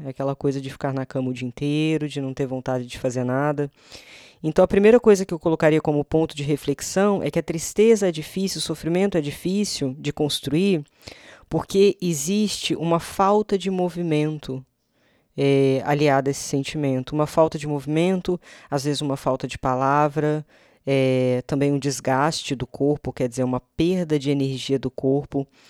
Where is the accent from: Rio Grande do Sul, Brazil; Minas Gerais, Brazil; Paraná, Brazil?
Minas Gerais, Brazil; moved away; minha terrinha natal